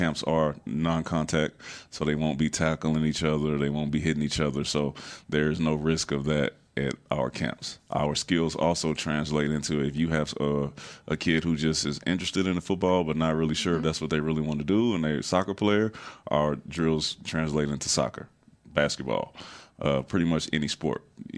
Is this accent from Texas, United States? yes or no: yes; Houston, Texas, United States; I'm from Houston.